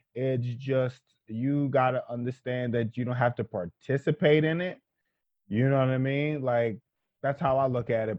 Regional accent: Philadelphia, Pennsylvania, United States; also born or lived in Queens, New York; now in New York, United States; I live in New York, but I I still consider myself a person from Philadelphia

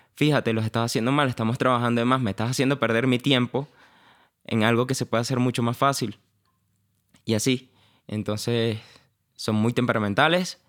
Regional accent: Valencia, Carabobo, Venezuela; moved away as an adult; Yo nací en Valencia, nací y criado allá

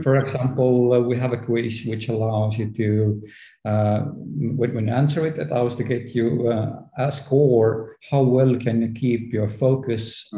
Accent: Estonia; as I am from Estonia, where everything is digital

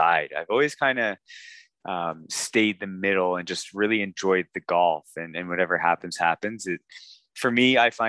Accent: Canada; me being Canadian

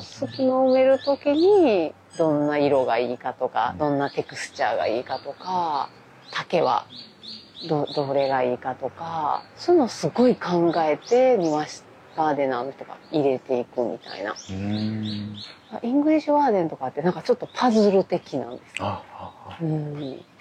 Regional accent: Kyoto, Japan; 京都生まれ、京都育ち

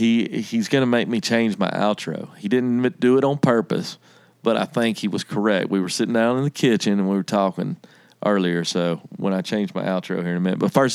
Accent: Alabama, United States; accent: Southern; Well, I'm from Alabama too.

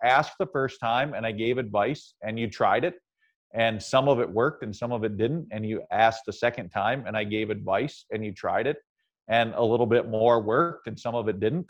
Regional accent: Ohio, United States; the Cleveland Plain Dealer, which was a big city about 60 miles from where I grew up in Ohio

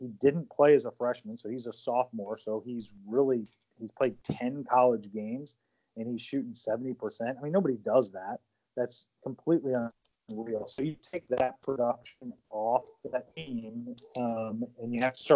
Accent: Southern Illinois, United States; moved away; I'm from Southern Illinois originally

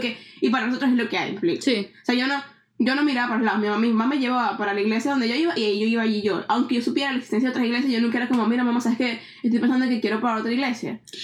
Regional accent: Venezuela; now in Canada; cuando yo me fui de Venezuela, que me vine para acá

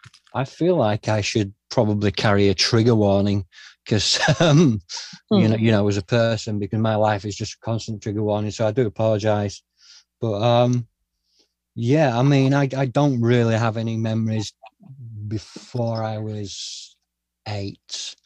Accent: Glasgow, Scotland, United Kingdom; born there; Yeah, so I was told that my mum, that I was born in Glasgow, and that my mum was young.

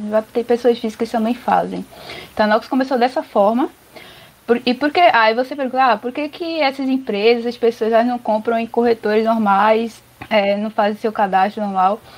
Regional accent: Recife, Pernambuco, Brazil; moved away as an adult; also born or lived in São Paulo; eu sou de Recife, né? Mas aí eu, quando eu fui morar em São Paulo

